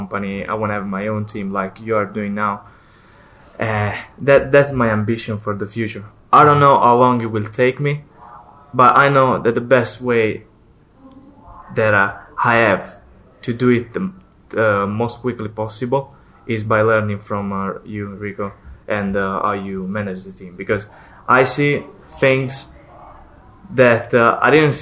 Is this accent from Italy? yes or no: yes; Southern Italy, Italy; moved away; So I'm from Italy. Yeah. I came from a small town in the south of Italy.